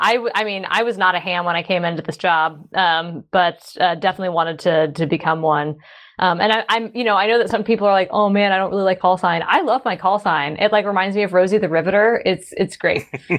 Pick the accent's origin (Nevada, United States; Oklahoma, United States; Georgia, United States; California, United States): Georgia, United States; Atlanta; now in Portland, United States; I'm initially from Atlanta, Georgia, and I now live in Portland, Oregon.